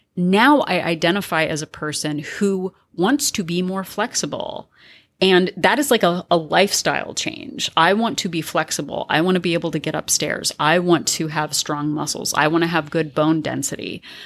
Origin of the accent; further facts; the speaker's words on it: California, United States; I identify as a Californian